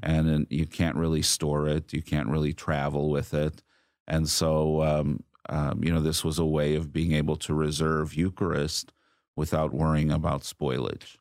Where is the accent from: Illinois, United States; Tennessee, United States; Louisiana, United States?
Illinois, United States; Chicago; also born or lived in Rome / Greece / Lebanon; now in Houston, United States; I am originally from Chicago